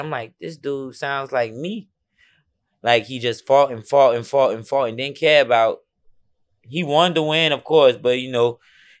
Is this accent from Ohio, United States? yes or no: no; Chicago, Illinois, United States; also born or lived in New Orleans; now in Texas, United States; But I was in New Orleans after I came from Chicago originally.